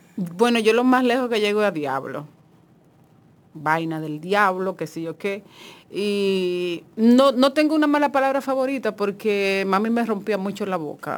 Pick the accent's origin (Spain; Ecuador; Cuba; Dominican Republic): Dominican Republic; Monte Plata; yo soy de Monteplata